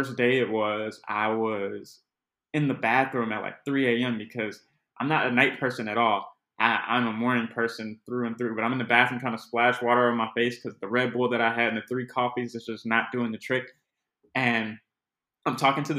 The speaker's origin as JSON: {"language": "English", "town": "Chicago", "region": "Illinois", "country": "United States", "tie": "born or raised there", "said": "I'm from the west side of Chicago. Austin neighborhood, spent more than a little bit of time in the Cabrini Green projects"}